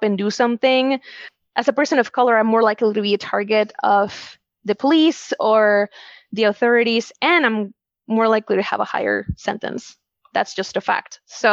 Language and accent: English; Wisconsin, United States; I was born in Wisconsin